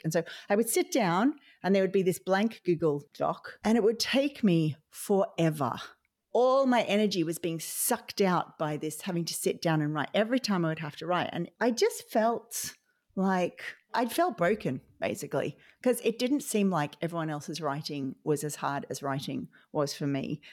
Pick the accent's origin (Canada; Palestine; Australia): Australia; now in Ireland; I'm an Australian occupational therapist living in Ireland